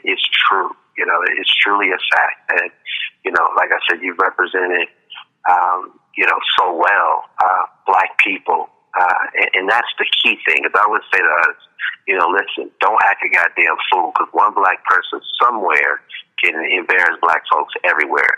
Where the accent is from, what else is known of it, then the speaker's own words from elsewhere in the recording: Chicago, Illinois, United States; now in Las Vegas, United States; growing up in Chicago.